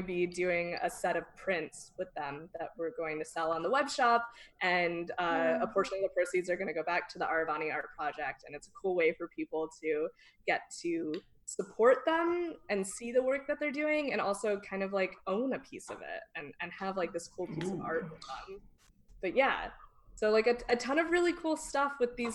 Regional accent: Redding, California, United States; I also grew up in this tiny conservative small town in Northern California called Redding

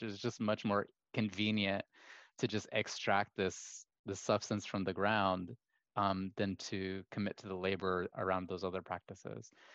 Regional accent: Kuwait; as somebody who was half Kuwaiti, half American, growing up in Kuwait

